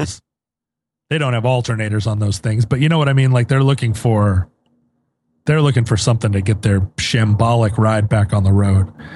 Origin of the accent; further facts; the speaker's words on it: Anchorage, Alaska, United States; moved away; growing up in Anchorage